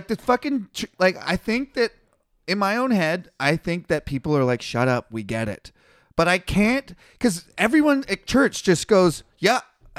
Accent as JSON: {"language": "English", "country": "Canada", "said": "I'm from Canada, man. I'm one of the good white people."}